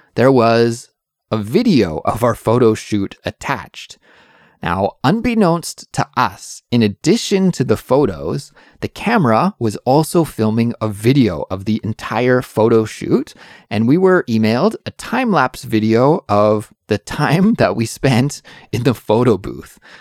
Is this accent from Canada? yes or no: yes; Canada; now in Seoul, South Korea; I'm an English teacher from Canada, but I'm currently living in Seoul, South Korea